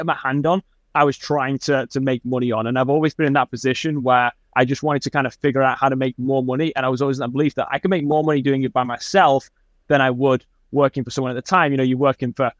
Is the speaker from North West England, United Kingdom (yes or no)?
yes; Manchester, North West England, United Kingdom; now in United States; I grew up in Manchester, England, which is in the northwest of England